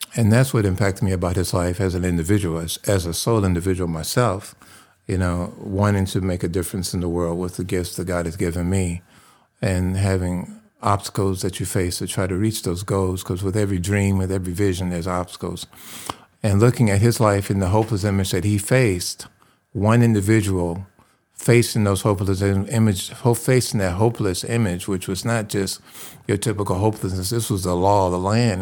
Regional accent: Detroit, Michigan, United States; I'm from Detroit, Michigan, and I grew up dreaming about playing music

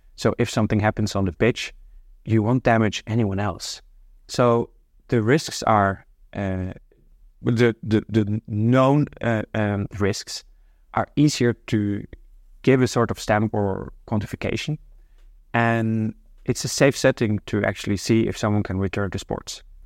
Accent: Norway; moved away as an adult; now in Amsterdam, Netherlands; I'm originally from Norway, but I've been living in Amsterdam now for more than 20 years

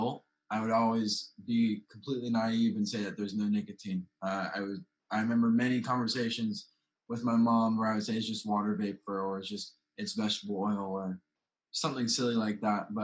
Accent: High Point, North Carolina, United States; I'm 17 years old and I'm from High Point, North Carolina

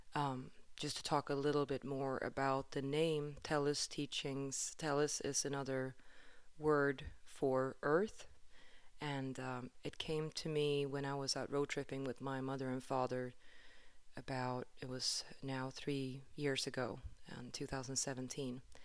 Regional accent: Stockholm, Stockholm County, Sweden; moved away; I am, um, from Sweden originally. I'm from Stockholm

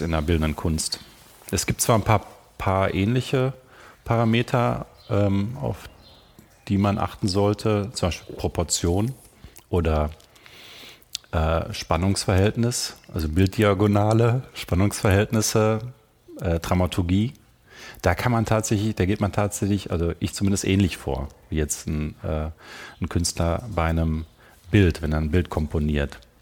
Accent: Germany; moved away as an adult; also born or lived in Vienna, Austria; ich kam ja als, als, als Piefke nach Österreich, nach mhm. Wien

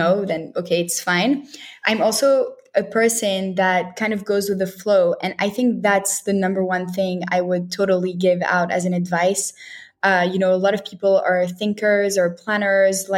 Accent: Montreal, Quebec, Canada; also born or lived in Paris, France / Tel Aviv, Israel / New York, United States; So I was born in Paris and I grew up in Montreal, Canada.

